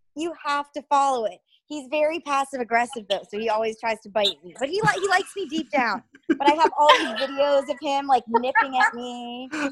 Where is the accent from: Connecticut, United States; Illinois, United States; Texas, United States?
Connecticut, United States; moved away; I am from Connecticut, um, where I'm from is probably around 45 minutes out of New York City